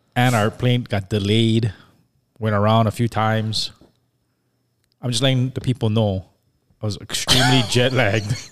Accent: Hawaii, United States; since we're from Hawaii

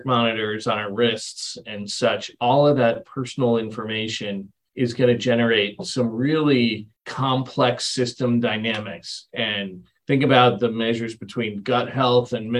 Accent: England, United Kingdom; moved away; I was born in England

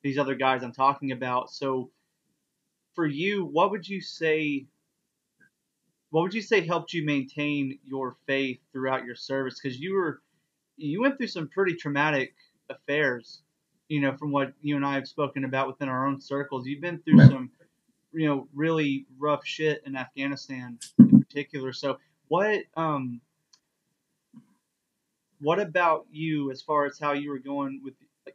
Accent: East Texas, United States; I was raised Baptist in the Bible Belt in East Texas

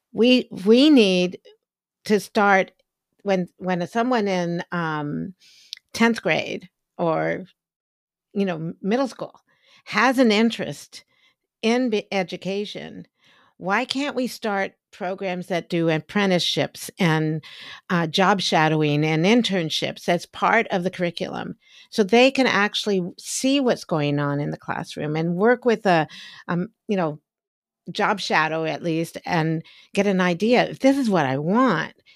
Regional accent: United States; I grew up in Washington, outside of Washington, D C during the civil rights movement

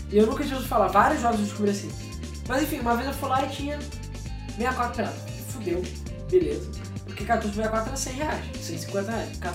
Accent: Rio de Janeiro, Brazil; Somos do Rio, cara. É normal.

